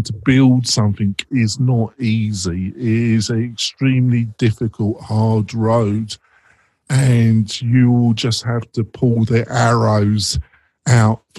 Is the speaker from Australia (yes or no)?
no; England, United Kingdom; moved away as an adult; now in United States; I was brought up in Britain, in England, and I still classify myself as very English.